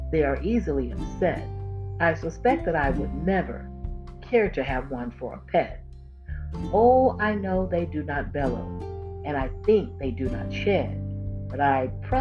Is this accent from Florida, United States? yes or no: yes; Florida, United States; because I'm from Florida. I was born and raised in Florida, and I saw a lot of alligators growing up.